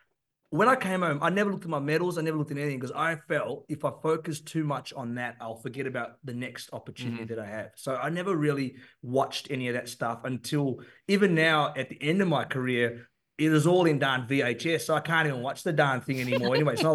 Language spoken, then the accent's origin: English; Perth, Western Australia, Australia; I grew up in Perth, kind of a bit different